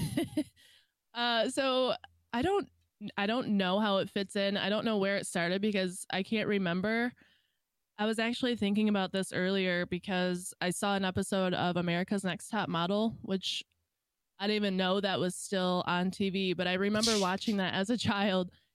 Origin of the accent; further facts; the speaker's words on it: Michigan, United States; I am from Michigan